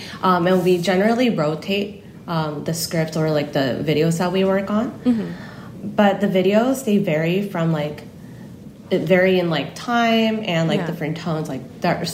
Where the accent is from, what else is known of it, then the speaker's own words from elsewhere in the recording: California, United States; accent: Cali style of English; moved away as an adult; now in South Korea; my family immigrated to California when I was like 10. So growing up in Cali, I kind of like have Cali style of English